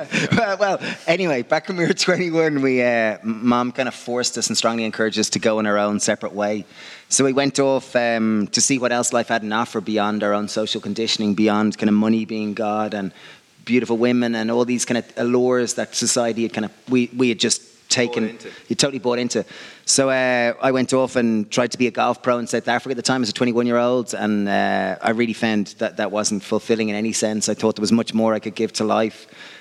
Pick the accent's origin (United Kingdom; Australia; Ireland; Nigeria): Ireland; Greystones, County Wicklow; So we grew up in Greystones, County Wicklow in Ireland. Dave reckons it's quite like the Shire. So it's kind of like, you know, there's mountains on one side, there's sea on the other side, and it's a small little village where everyone knows everyone.